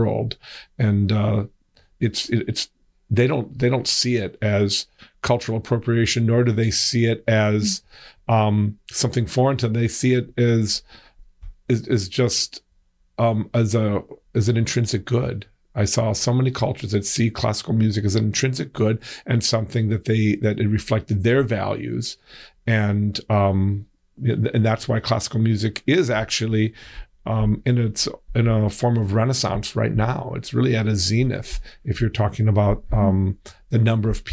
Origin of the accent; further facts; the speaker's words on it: Wisconsin, United States; I was raised in Wisconsin